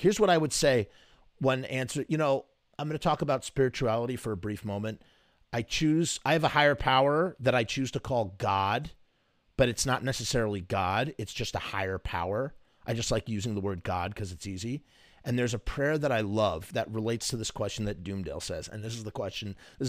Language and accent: English; Pittsburgh, Pennsylvania, United States; I'm from Pittsburgh, PA originally, and it's filmed just north of us in Evans City.